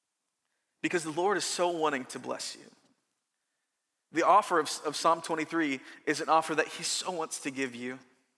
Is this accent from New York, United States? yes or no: no; California, United States; I'm from Southern California.